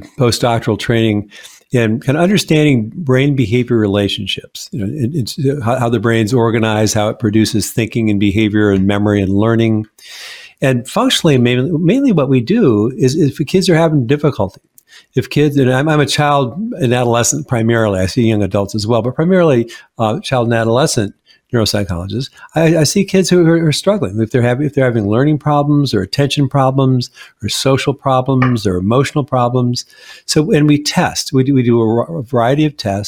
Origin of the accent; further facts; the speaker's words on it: Seattle, Washington, United States; moved away as an adult; now in Washington, D.C. area, United States; when I first moved to the DC area, I mean, I'm from Seattle